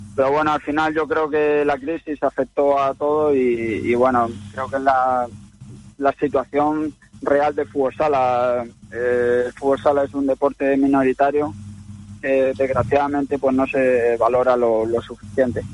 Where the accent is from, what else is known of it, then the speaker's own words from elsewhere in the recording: Albacete province, Castilla-La Mancha, Spain; soy el único jugador que juega en primera división de, la provincia y creo que de Castilla-La Mancha